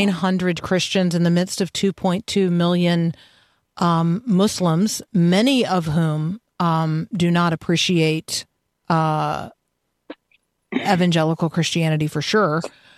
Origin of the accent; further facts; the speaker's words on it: Gaza, Gaza Strip, Palestine; from Gaza, a strategic Mediterranean port along the ancient caravan route between Egypt and Syria. My hometown was once populated by giants